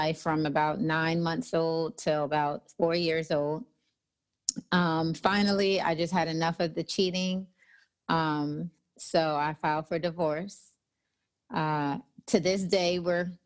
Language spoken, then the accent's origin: English; Nassau, New Providence, Bahamas; moved away as an adult; also born or lived in New Jersey; now in Texas, United States; I was raised in the Bahamas. Nassau, Bahamas, came back to the States when I was about 18